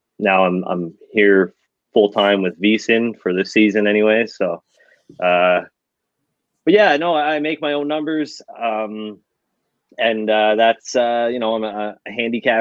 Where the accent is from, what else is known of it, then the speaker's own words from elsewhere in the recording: Canada; growing up in Canada here